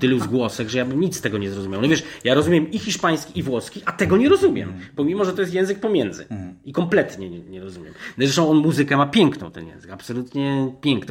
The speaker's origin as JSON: {"language": "Polish", "country": "Poland", "said": "ja też się nie przyznawałem, że jestem z Polski nigdy"}